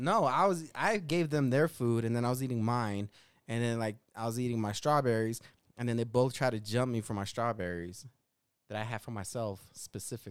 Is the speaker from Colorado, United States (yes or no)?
yes; Denver, Colorado, United States; accent: thick Denver; my Denver accent